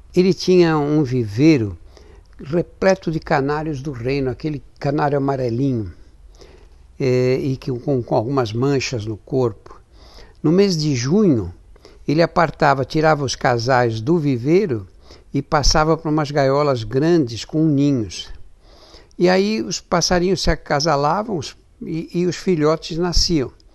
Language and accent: Portuguese; São Paulo, Brazil; Eu nasci e sempre vivi em São Paulo